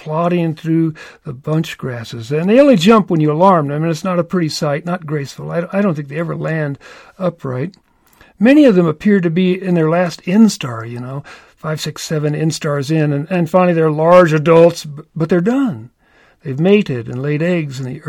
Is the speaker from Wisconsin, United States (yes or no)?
no; Louisville, Kentucky, United States; I was born in Louisville, Kentucky